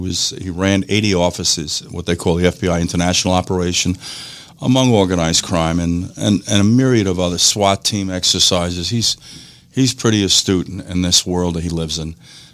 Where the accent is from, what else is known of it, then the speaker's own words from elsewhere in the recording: New York, United States; In any case, we are very fortunate to be doing this in the state of Florida. I come from New York.